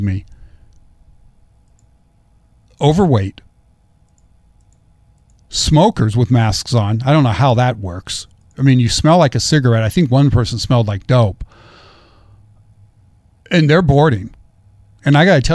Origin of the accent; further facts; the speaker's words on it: Central Valley, California, United States; Growing up in the Central Valley, growing up with the American River and the Sacramento River is my playground.